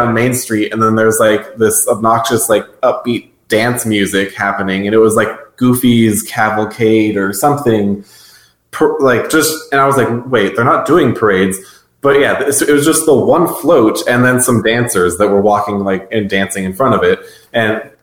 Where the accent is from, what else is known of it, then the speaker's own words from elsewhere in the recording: West Coast, United States; we're from the West Coast.